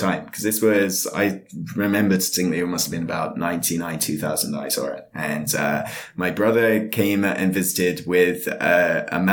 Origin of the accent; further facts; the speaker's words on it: United Kingdom; Being British.